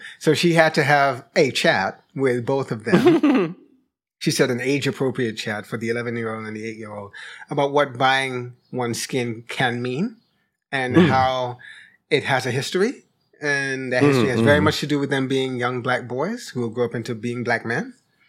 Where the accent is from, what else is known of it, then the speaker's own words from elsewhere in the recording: New York, United States; part of it is that I grew up in New York, so I'm not connected in a way to the sort of Southern ways